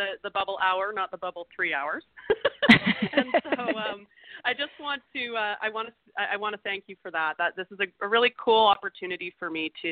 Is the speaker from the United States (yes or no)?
no; Canada; I was born in Canada in a Canadian city